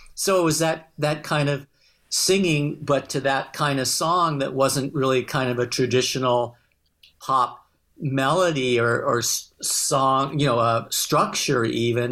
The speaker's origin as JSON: {"language": "English", "town": "Los Angeles", "region": "California", "country": "United States", "accent": "twang", "said": "heard my twang and, uh, oh, where are you from? And I and said Los Angeles."}